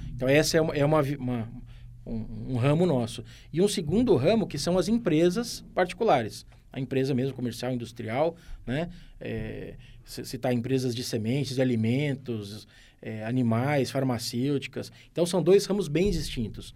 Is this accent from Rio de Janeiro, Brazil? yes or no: no; São Carlos, São Paulo, Brazil; eu sou de São Carlos